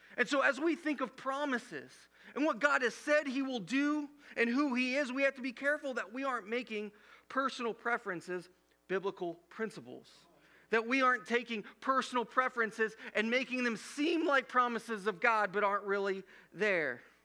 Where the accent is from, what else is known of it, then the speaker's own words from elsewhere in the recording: Midwest, United States; growing up in the Midwest